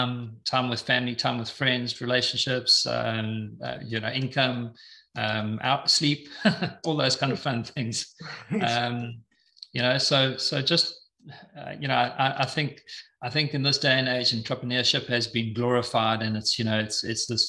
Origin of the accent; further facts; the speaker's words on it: Eswatini; moved away; I'm originally from Swaziland, now known as the Kingdom of Eswatini